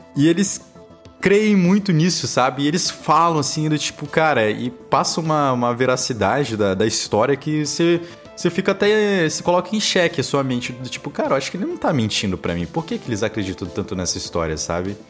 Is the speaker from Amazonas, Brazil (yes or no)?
yes; Manaus, Amazonas, Brazil; Eu sou do Amazonas, sou de Manaus